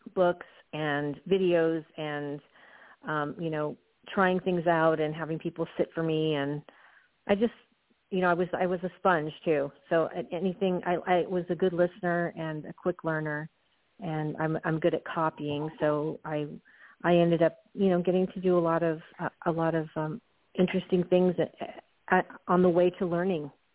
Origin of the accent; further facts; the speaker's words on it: Southern California, United States; I grew up in Southern California in the 70s